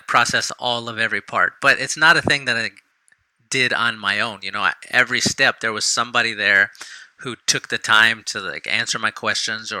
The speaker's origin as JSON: {"language": "English", "town": "San Antonio", "region": "Texas", "country": "United States", "tie": "born or raised there", "said": "when I was growing up in San Antonio"}